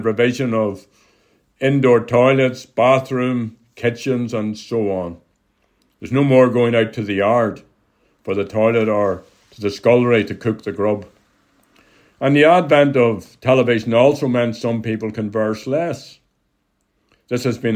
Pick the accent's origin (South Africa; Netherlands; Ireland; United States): Ireland; accent: Hiberno English; The English that we use in Ireland is Hiberno English